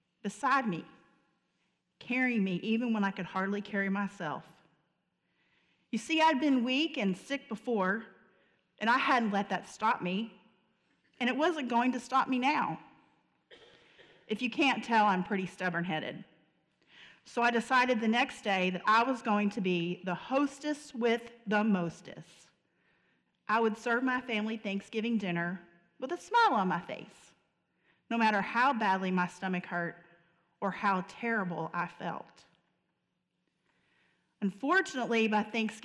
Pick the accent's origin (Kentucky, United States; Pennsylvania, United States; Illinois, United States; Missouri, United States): Kentucky, United States; Murray; I grew up in Murray, Kentucky